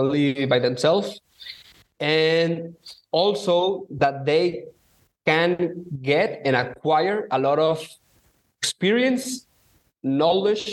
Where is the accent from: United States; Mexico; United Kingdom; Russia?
Mexico; I am from Mexico